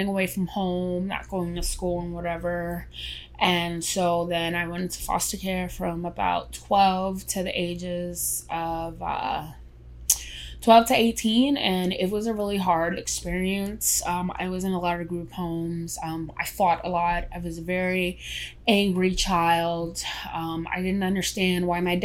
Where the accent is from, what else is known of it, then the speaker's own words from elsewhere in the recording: New York City, New York, United States; also born or lived in Queens, New York; I was born in the Bronx, New York. Then we moved to Queens when I was 11